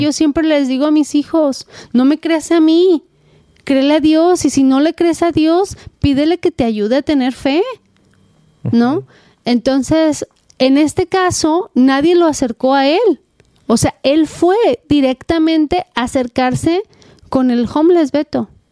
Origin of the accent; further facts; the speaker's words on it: Mexico; also born or lived in Southern California, United States; now in United States; soy mexicana